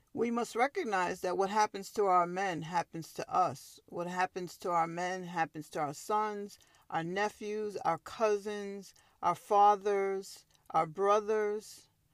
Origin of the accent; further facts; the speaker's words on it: Long Island, New York, United States; I'm a native New Yorker. I was born and raised on Long Island